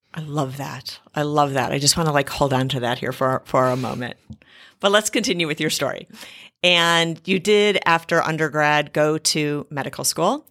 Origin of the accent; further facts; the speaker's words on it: Cleveland, Ohio, United States; Cleveland 'cause it's my hometown.